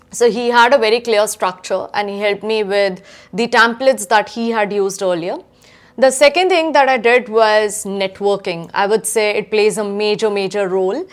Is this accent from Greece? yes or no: no; Udaipur, Rajasthan, India; moved away as an adult; now in Adelaide, Australia; I come from Udaipur, Rajasthan, which is a small city in India.